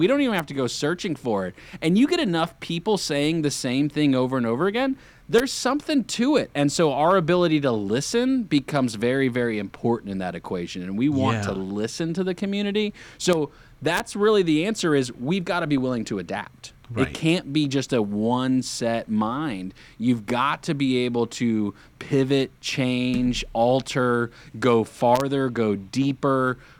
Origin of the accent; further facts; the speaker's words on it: North Carolina, United States; some other lifelong friends that I grew up with here in the Lake Norman area